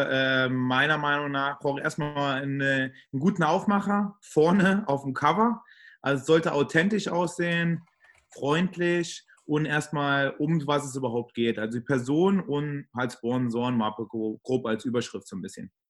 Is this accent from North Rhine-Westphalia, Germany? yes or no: no; Trier, Rhineland-Palatinate, Germany; Ähm, ich komme und äh, lebe in Trier. Also ich komme aus Trier, lebe in Trier.